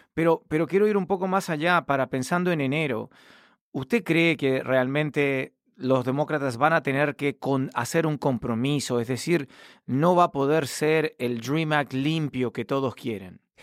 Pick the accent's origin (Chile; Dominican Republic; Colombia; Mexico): Chile; now in Washington, United States; como chileno